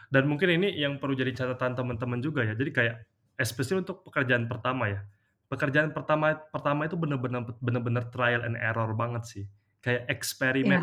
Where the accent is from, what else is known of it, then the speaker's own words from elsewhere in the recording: Indonesia; moved away; most of my my kayak childhood friends itu di kampung itu tuh sampai sekarang pun masih masih seperti itu. Jadi mereka tuh kayak memilih untuk stay aja di di apa di kampung di Muara ini